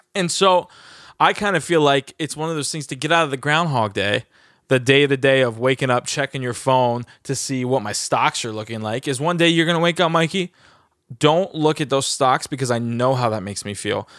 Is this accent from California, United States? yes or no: no; New Jersey, United States; born or raised there; also born or lived in Los Angeles